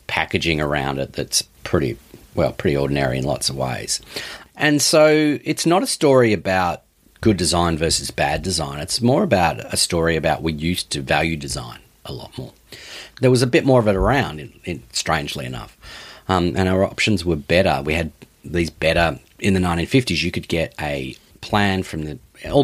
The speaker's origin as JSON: {"language": "English", "town": "Mount Eliza", "region": "Victoria", "country": "Australia", "tie": "born or raised there", "said": "the Ranelagh Estate, where I grew up in Mount Eliza, was designed by Walter Burley Griffin"}